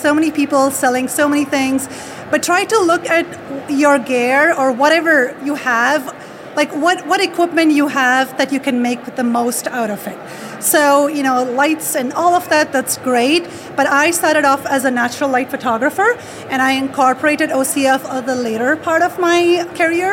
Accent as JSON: {"language": "English", "region": "California", "country": "United States", "said": "I'm from California, live in Sacramento"}